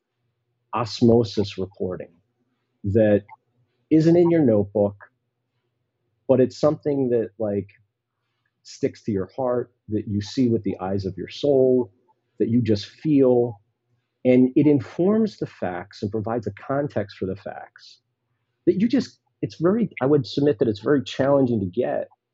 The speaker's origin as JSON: {"language": "English", "town": "Philadelphia", "region": "Pennsylvania", "country": "United States", "tie": "born or raised there", "said": "my hometown magazine, Philadelphia Magazine"}